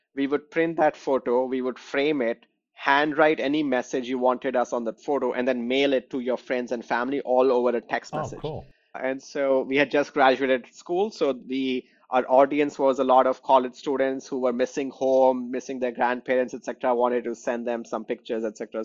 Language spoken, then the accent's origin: English; New Delhi, Delhi, India; moved away as an adult; also born or lived in West Lafayette, Indiana; now in Chicago, United States; I grew up in New Delhi, India